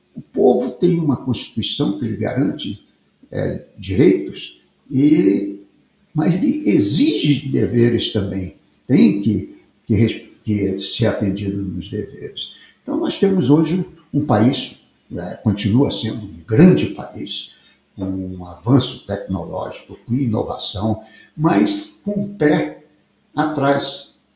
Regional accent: Piauí, Brazil; Eu sou piauiense é, de origem

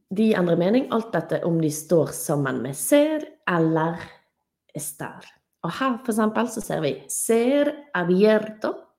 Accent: Norway; jeg er norsk

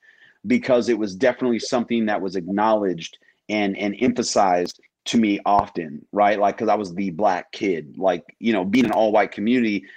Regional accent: Missouri, United States; moved away as an adult; now in Minnesota, United States; I grew up in Missouri

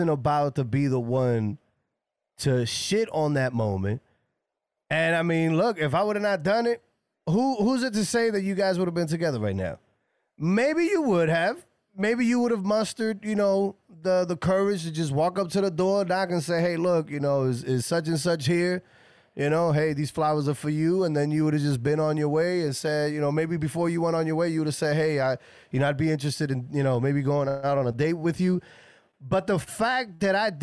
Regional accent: New York City, New York, United States; I'm originally from the Bronx in New York

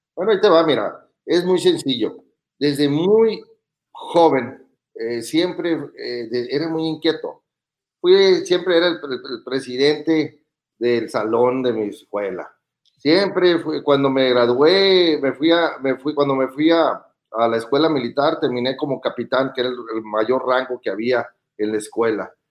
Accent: Los Mochis, Sinaloa, Mexico; Soy originario de Los Mochis, Sinaloa

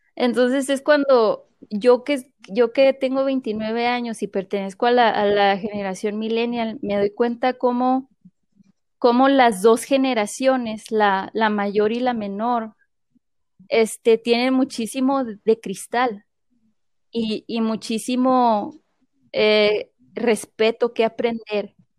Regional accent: Mexico; now in United States; Voy a hablar como mexicana

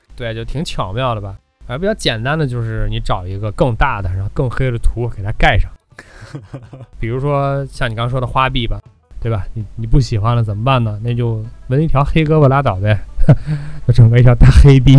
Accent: China; 咱们都是中国人

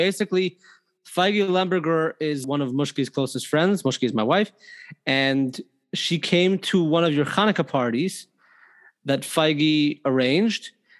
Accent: Toronto, Ontario, Canada; Toronto, Canada.

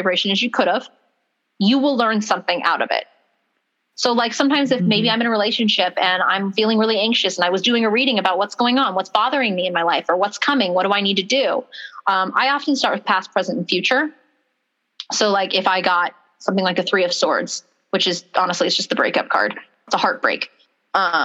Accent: Palmdale, California, United States; also born or lived in unnamed hometown; my parents moved after my grandmother had passed to Palmdale, where we both went to high school

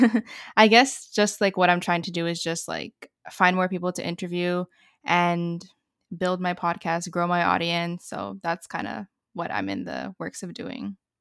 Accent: Canada; I'm also from Canada

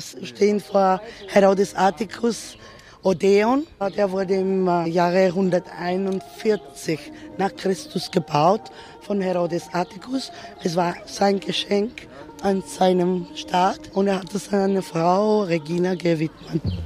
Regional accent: Greece; zu uns in Griechenland

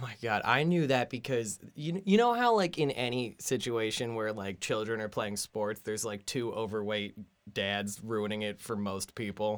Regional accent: New Jersey, United States; I am from Jersey on the other c, side of the city

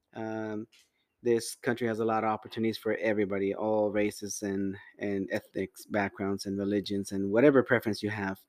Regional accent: Las Vegas, Nevada, United States; also born or lived in Cuautla, Morelos, Mexico / California; I grew up in Vegas after, after high school.

